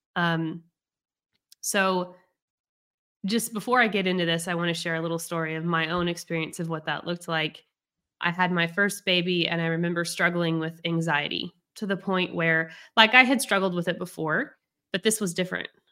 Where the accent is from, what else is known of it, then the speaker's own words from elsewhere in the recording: United States; I'm American